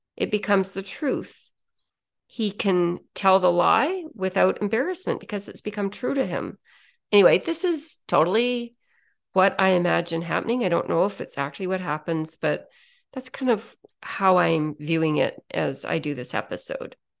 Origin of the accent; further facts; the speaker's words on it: Canada; I'm a Canadian